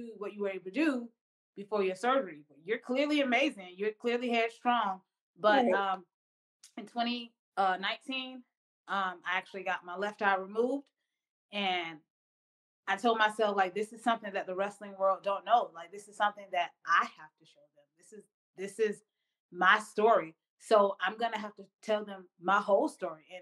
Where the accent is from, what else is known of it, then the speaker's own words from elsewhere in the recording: Atlanta, Georgia, United States; growing up in Atlanta, Georgia, right in the South